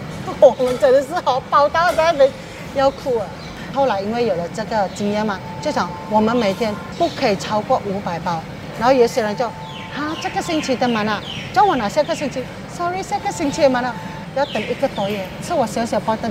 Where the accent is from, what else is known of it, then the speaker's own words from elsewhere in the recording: George Town, Penang, Malaysia; moved away as an adult; now in Singapore; 我来自槟城，定居在新加坡已经有二十二年了。